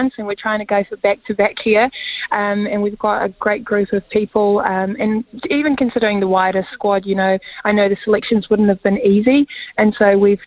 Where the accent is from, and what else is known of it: South Africa; now in New Zealand